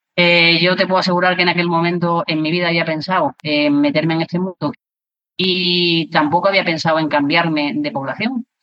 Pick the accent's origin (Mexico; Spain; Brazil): Spain; Granada, Andalusia; also born or lived in Córdoba; yo nací en Granada, pero, pero gran parte de mi tiempo, eh, lo he vivido también en Córdoba.